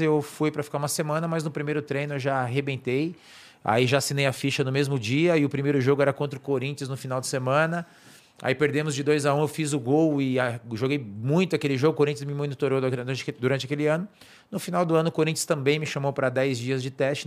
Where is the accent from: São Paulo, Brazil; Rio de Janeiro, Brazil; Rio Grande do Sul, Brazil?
São Paulo, Brazil; moved away as an adult; now in Sorocaba, Brazil; sou daqui da zona norte de São Paulo, sou nascido no Parque do Chaves